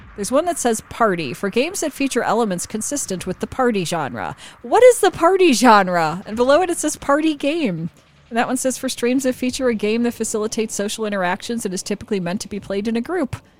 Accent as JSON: {"language": "English", "region": "Midwest", "country": "United States", "tie": "born or raised there", "said": "I grew up in the Midwest"}